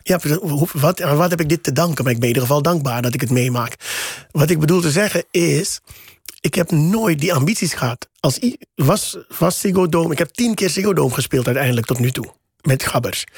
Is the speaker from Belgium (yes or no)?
no; Suriname; moved away as an adult; now in Netherlands; ik ben in Suriname opgegroeid in de jaren tachtig